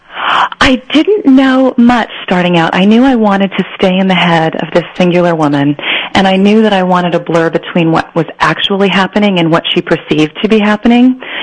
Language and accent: English; San Joaquin Central Valley, Northern California, United States; moved away as an adult; also born or lived in Iowa / Berkeley / Los Angeles; I was born in Iowa, but we were there for about three months, and then we moved to California, and I was raised in Northern California, up in the California um, San Joaquin Central Valley